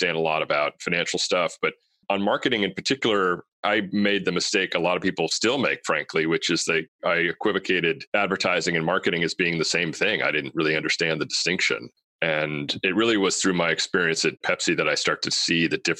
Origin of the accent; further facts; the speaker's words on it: Stamford, Connecticut, United States; moved away as an adult; also born or lived in California; my hometown of Stamford, Connecticut